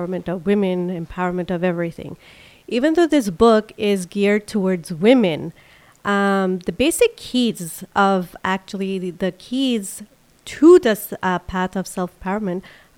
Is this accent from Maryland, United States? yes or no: yes; Silver Spring, Maryland, United States; I grew up in Silver Spring, Maryland.